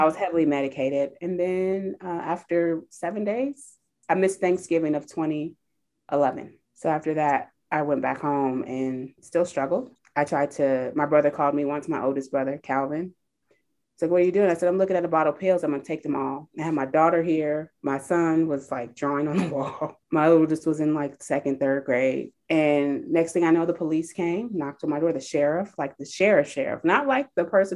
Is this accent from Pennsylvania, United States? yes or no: no; California, United States; moved away; also born or lived in Naperville, Illinois; I grew up in California